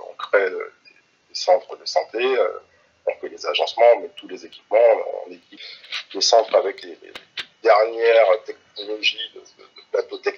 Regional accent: Antilles, France; Donc, je suis originaire des Antilles

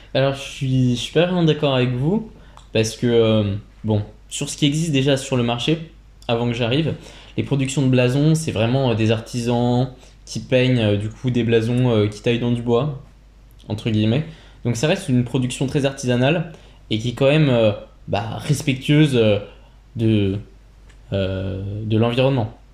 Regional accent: Burgundy, Bourgogne-Franche-Comté, France; je viens de Bourgogne

